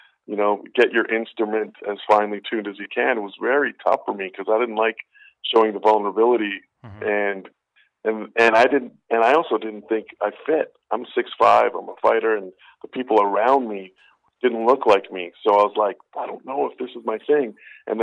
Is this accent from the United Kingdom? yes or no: no; Winnipeg, Manitoba, Canada; I'm from Winnipeg, Manitoba, and we were playing a bar in Winnipeg